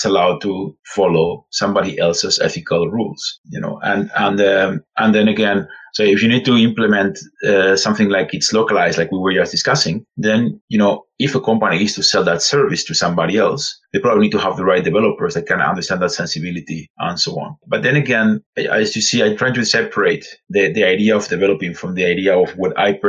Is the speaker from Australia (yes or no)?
no; Spain; English is a second language; You have noticed my accent. So I'm actually from Spain